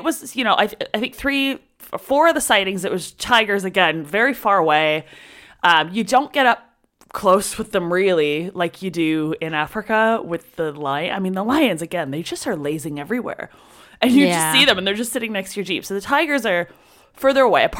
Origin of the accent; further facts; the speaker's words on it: Canada; I'm from Canada.